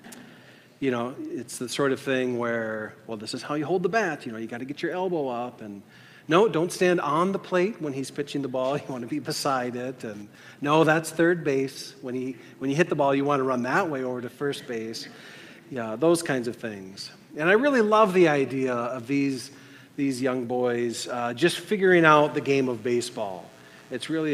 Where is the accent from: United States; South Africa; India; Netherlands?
United States; as an American, on the 4th of July here